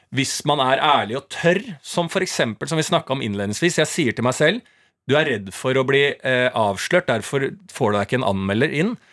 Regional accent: Bærum, Akershus, Norway; Bo hjemme mm. i, på Bærums Verk i blokka

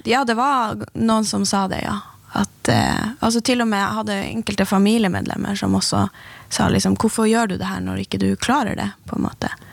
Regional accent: Finnmark, Norway; som finnmarkinger

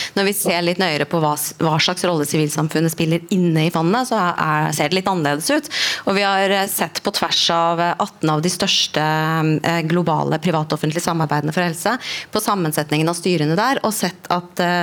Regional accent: Norway; vi som, som nordmenn

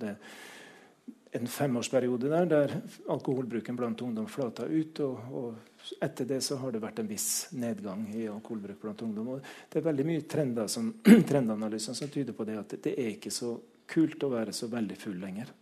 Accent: Trøndelag, Norway; jeg vokste opp på landsbygda i Trøndelag

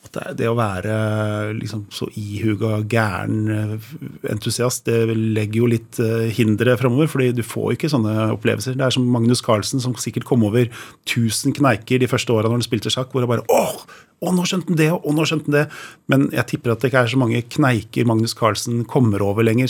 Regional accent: Drøbak, Akershus, Norway; moved away as an adult; also born or lived in Oslo; Ja, jeg er født i Oslo, men da jeg var tre år gammel, så flytta jeg til Drøbak. Og der bodde jeg til jeg var 20. Så ja. liksom, oppveksten min har vært i Drøbak

